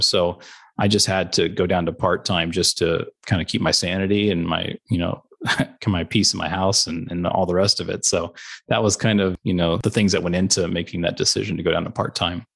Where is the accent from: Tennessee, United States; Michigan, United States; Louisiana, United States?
Tennessee, United States; Chattanooga; moved away as an adult; also born or lived in Omaha, Nebraska / Albany, New York; I grew up in Chattanooga, Tennessee